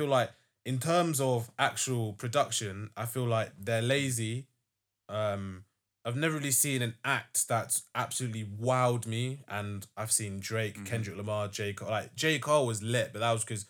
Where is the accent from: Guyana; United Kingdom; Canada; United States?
United Kingdom; London; we're from London